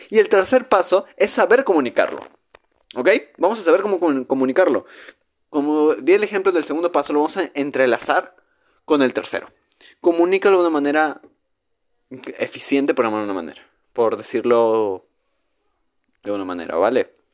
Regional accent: northern Mexico, Mexico; Hablo como mexicano norteño.

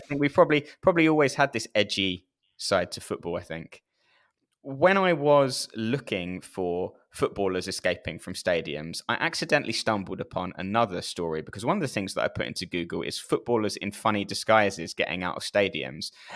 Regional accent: United Kingdom

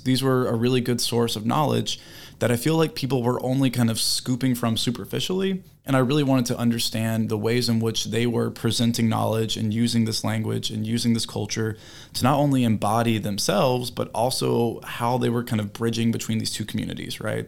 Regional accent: South Carolina, United States; I'm from South Carolina. So, um, I grew up hearing about, you know, the language, hearing about the people

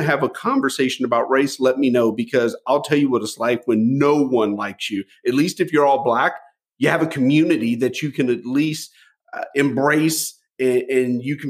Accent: United States; growing up in the United States in the 70s being mixed race

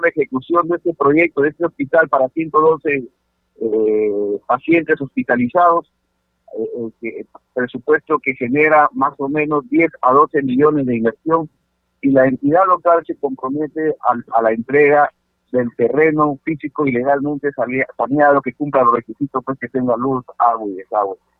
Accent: Sechura, Piura, Peru; Yo soy de Sechura

